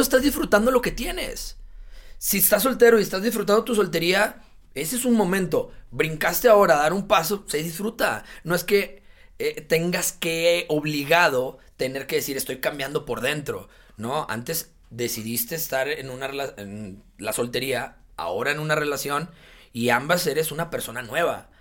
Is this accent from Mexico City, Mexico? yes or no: no; Monterrey, Nuevo León, Mexico; el sur de Monterrey, de donde yo soy de allá desde chiquito